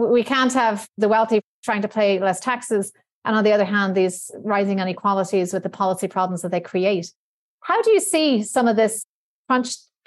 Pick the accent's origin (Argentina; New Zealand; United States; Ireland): Ireland; we're both from Ireland